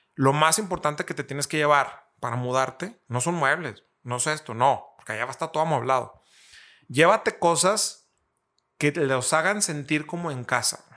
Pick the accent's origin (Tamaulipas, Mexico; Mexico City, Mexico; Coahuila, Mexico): Coahuila, Mexico; Torreón; lagunero, eh, eh, soy aquí de Torreón